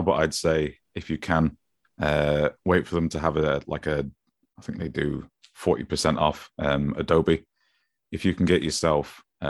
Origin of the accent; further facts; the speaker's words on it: Grimsby, Yorkshire and the Humber, United Kingdom; accent: Grimsby; It's that my Grimsby accent is a sponge accent.